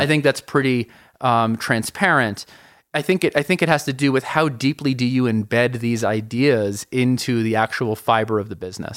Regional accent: New York City, New York, United States; moved away as an adult; now in Colorado, United States; I'm from New York City originally, moved to Colorado

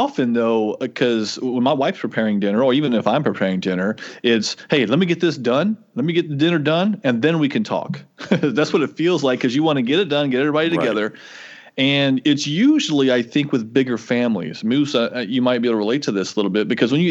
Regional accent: the South, United States; when I was growing up, I grew up in the South

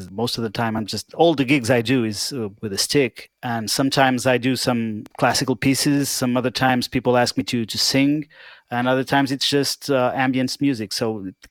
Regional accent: Portugal; I'm from Portugal.

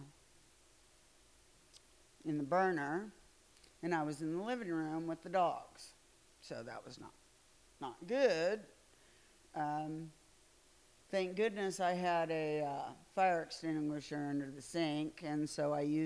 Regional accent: Midwest, United States; I'm from the Midwest

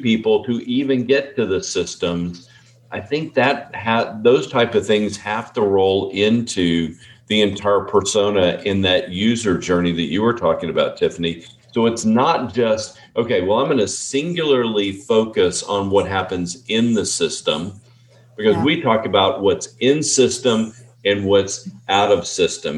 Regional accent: Texas, United States; We're from Texas

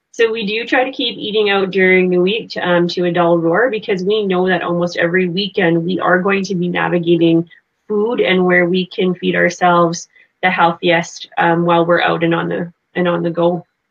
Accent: Canada; I'm from Canada.

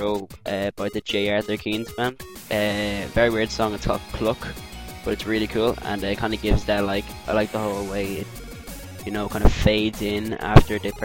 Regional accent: Ireland; I'm Irish

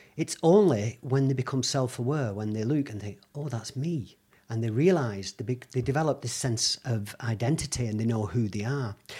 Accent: Bolton, North West England, United Kingdom; also born or lived in Lagos, Nigeria; I was born in Bolton, so I'm a Bolton lad. But as a child, I've been moved around quite a lot, and initially, for the first probably five years of my life, in and out of Africa.

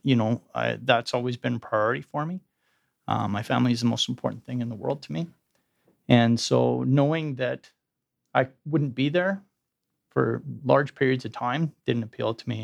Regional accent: Edmonton, Alberta, Canada; I grew up in Edmonton, as you indicated, went to the U

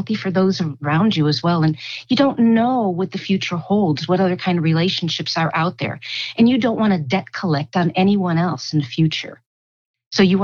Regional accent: United States

